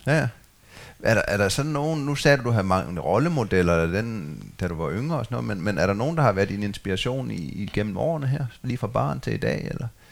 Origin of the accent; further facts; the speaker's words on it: Funen, Southern Denmark, Denmark; Jeg har også en skov, jeg er opvokset ved på Fyn